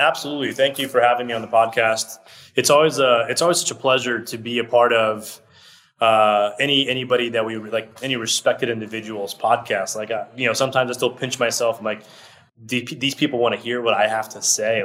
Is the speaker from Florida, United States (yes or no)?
yes; Orlando, Florida, United States; English is a second language; also born or lived in Brazil; I moved here when I was six years old. I moved to Orlando, Florida which is where I still live today. So I lived in Orlando, Florida, pretty much my whole life